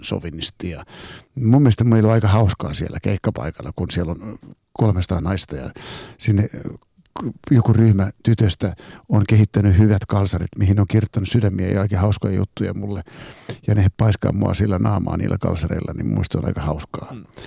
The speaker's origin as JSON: {"language": "Finnish", "town": "Helsinki", "region": "Uusimaa", "country": "Finland", "tie": "born or raised there", "said": "kun mä oon helsinkiläinen, katu- katu- kadulla kasvanut nuori"}